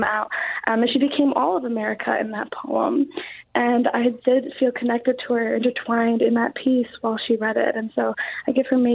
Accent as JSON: {"language": "English", "country": "United States", "tie": "born or raised there", "said": "as someone who has been in this country since my birth and has been carrying these other identities, I've seen that it's difficult to carry myself with both identities fully as both an American, as an Afghan"}